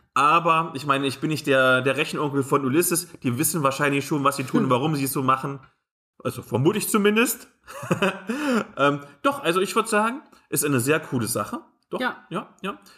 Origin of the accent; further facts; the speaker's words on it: near Nordhausen, Thuringia, Germany; moved away; Nordhausen liegt gar nicht so weit weg von diesem kleinen Kaff, wo ich aufgewachsen bin